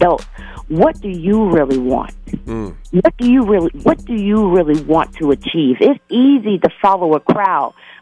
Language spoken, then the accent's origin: English; Alabama, United States; now in Minnesota, United States; I'm from Alabama, and that is my business line